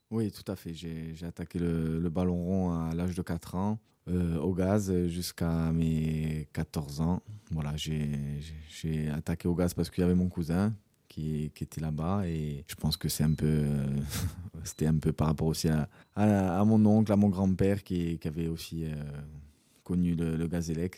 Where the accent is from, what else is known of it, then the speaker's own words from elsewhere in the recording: Corsica, France; en tant que Corse, en tant que voilà, que joueur, joueur insulaire